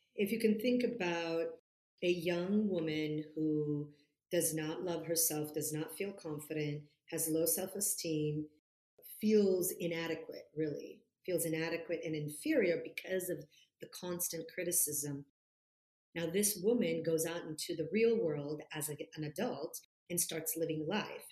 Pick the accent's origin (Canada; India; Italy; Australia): Italy; Florence, Tuscany; moved away as an adult; also born or lived in California; my hometown is in Florence, so I was born and raised in Florence, Italy, and I was there for the first 20 years of my life until I moved to California to go to college